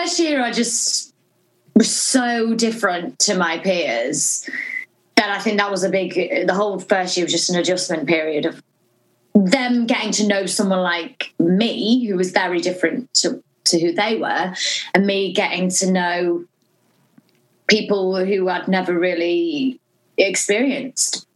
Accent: Norwich, East of England, United Kingdom; I'm from Norwich

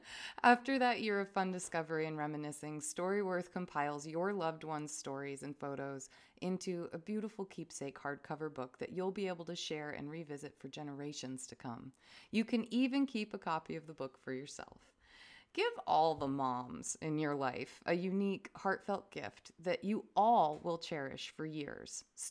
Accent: Vermont, United States; I'm not from here. I'm from Vermont.

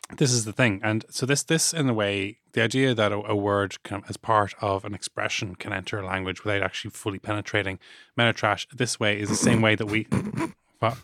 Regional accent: Ireland; ourselves as Irish people

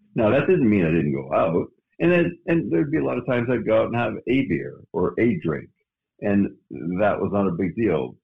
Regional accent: Canada; moved away as an adult; now in Phoenix, United States; I was suppressed being from Canada, going to the U.S.

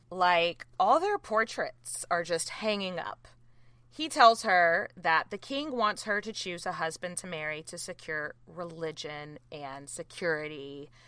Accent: American southerner, Southern United States, United States; As an American, I understand we have the reputation for being quite loud, Katie, side note, as a southerner

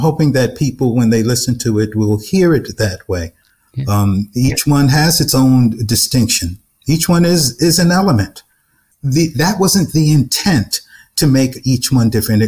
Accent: New York City, New York, United States; when I was born in Brooklyn, I came back home to a brownstone owned by my grandparents. That's where. And then I was raised in a limestone house

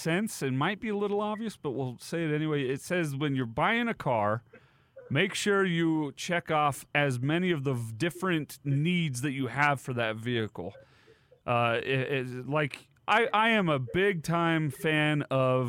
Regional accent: Utah, United States; I grew up in Utah.

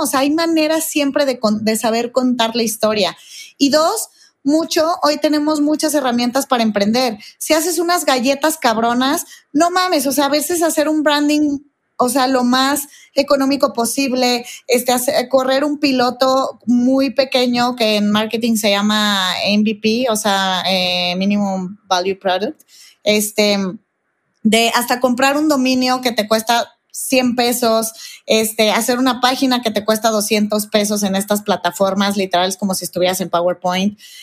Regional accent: Guadalajara, Jalisco, Mexico; now in Mexico City, Mexico; soy de Guadalajara, vivo en México

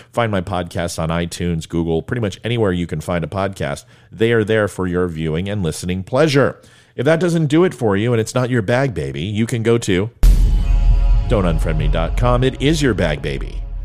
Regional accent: Ventura, California, United States; I grew up in Ventura, California

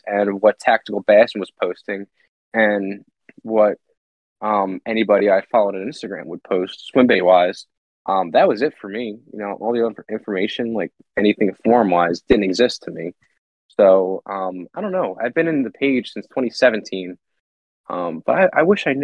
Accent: Pennsylvania, United States; growing up in Pennsylvania

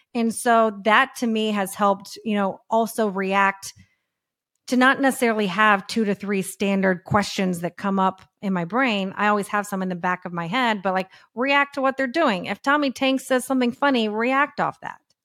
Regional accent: Texas, United States; moved away as an adult; also born or lived in San Diego / Thousand Oaks / Los Angeles; I'm from Texas

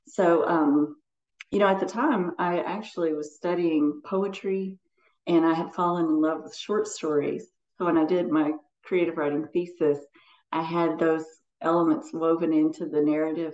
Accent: Morehead, Kentucky, United States; also born or lived in Madison County, Kentucky; I grew up in outside of Moorhead in Eastern Kentucky

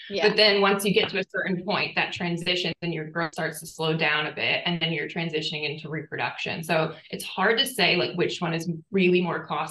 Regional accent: United States; moved away as an adult; also born or lived in Boston; now in Townsville, Australia; as an American

